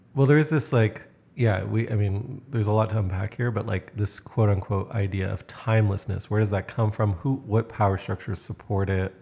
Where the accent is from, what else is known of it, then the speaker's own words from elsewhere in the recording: Canada; as a Canadian, I'm considered extremely straightforward